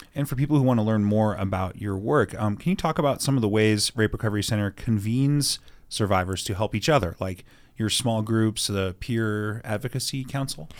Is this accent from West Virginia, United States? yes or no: no; Washington, United States; also born or lived in Colorado / Austin, Texas; now in Salt Lake City, United States; my home state of Washington